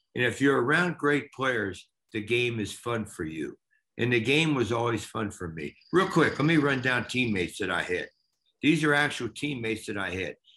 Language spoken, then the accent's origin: English; Cincinnati, Ohio, United States; we're from Cincinnati.